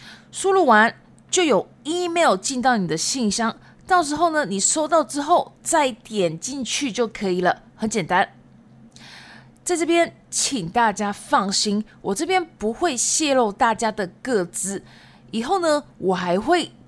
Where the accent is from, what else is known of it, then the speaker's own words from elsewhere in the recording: Shizuoka, Japan; first language Chinese and Japanese; now in Taiwan; 我是日本静冈人，中日文双母语。我目前住在台湾。